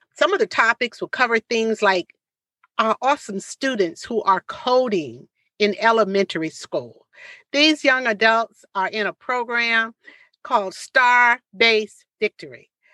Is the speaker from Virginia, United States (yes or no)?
yes; Portsmouth, Virginia, United States; this hometown because this is where my parents raised me